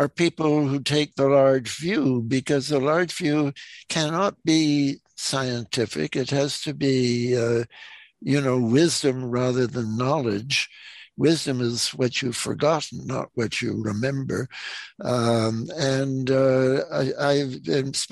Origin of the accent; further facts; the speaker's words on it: Canada; moved away as an adult; now in California, United States; I'm a Canadian, a former Canadian diplomat